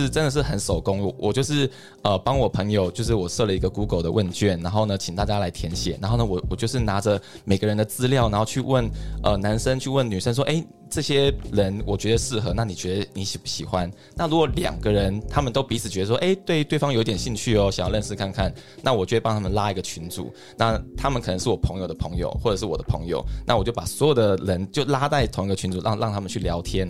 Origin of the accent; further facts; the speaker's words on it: Taiwan; moved away as an adult; now in United States; 我在台湾读到研究所毕业，然后呢到竹科工作。